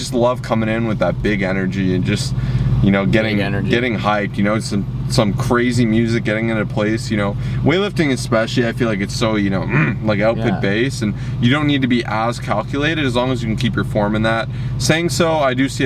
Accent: Toronto, Ontario, Canada; We're from Toronto, Ontario, Canada

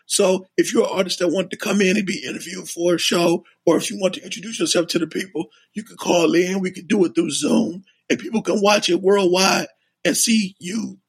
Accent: Cleveland, Ohio, United States; I'm from Cleveland.

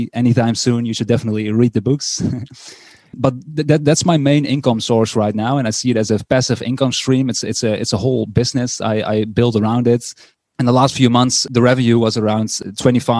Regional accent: Netherlands; English is a second language; I'm from the Netherlands

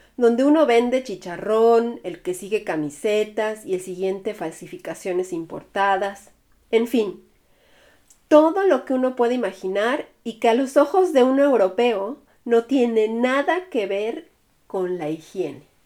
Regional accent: Mexico; now in Germany; mi país

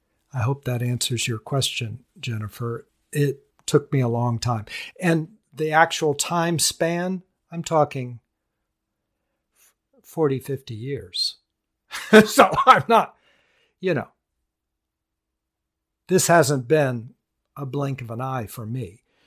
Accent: India; now in United States; Pretty interesting, and I grew up there. Grew up in India. Wow. That's a blessing. Growing up in India, to me, is a blessing.

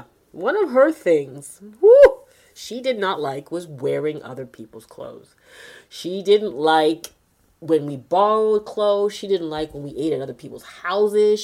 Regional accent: Toronto, Ontario, Canada; I am from Toronto, Canada, born and raised.

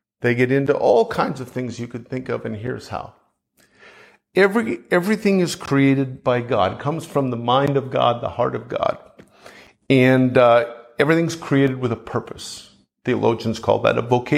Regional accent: Canada; I'm from Canada

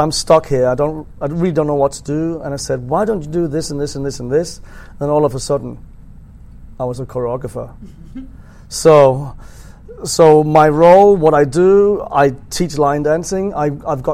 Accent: Denmark; I'm from Denmark

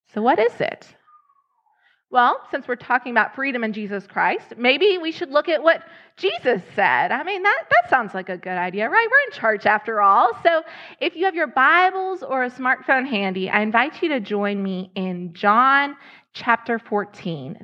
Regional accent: Lexington, Kentucky, United States; moved away as an adult; now in Ohio, United States; I was in Lexington, Kentucky. That was my hometown.

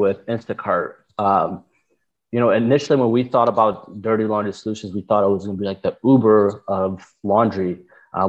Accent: Detroit, Michigan, United States; I grew up mostly in Michigan, like Metro Detroit area. Grew up there with my family.

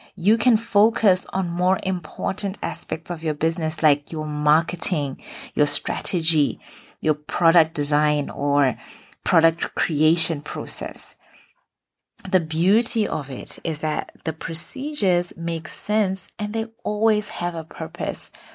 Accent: Botswana; moved away as an adult; now in Middle East

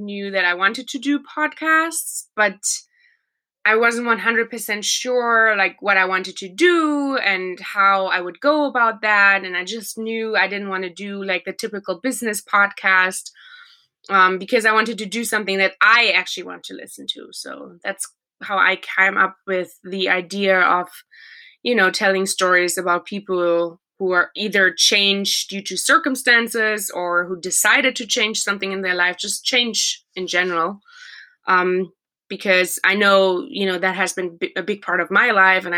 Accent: Germany; from Germany.

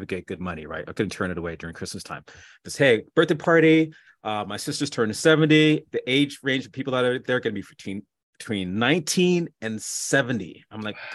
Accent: Canada; also born or lived in West Indies; now in Chicago, United States; I am Canadian

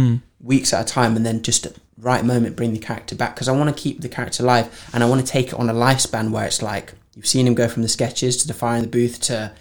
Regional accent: Framingham Pigot, East of England, United Kingdom; when I grew up in Norwich in a village called Framingham Piggott.

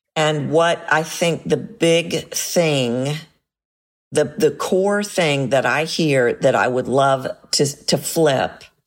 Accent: United States; as an American

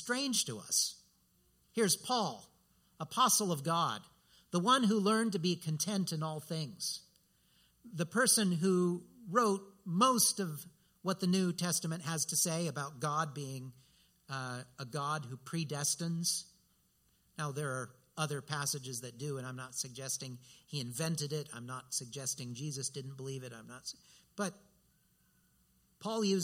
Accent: United States; for us as American Christians

